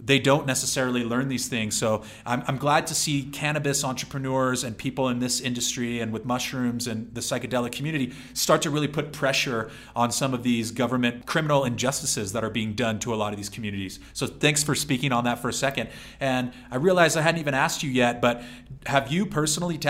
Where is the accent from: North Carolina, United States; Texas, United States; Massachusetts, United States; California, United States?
California, United States; San Diego; a middle-class white kid growing up in San Diego